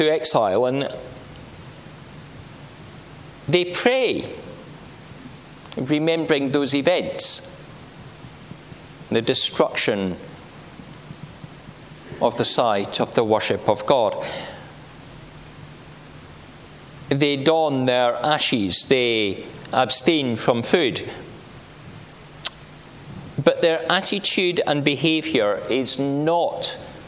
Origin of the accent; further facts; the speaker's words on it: Langholm, Scotland, United Kingdom; moved away; coming from Langham in Dumfriesshire, that's not really my home, is it